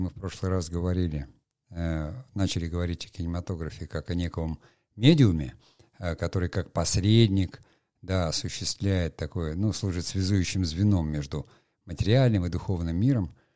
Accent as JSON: {"language": "Russian", "town": "Murmansk", "region": "Murmansk Oblast", "country": "Russia", "tie": "born or raised there", "said": "я просто там вырос, не в Териберке, а в Мурманске, э, в э, Мурманской области."}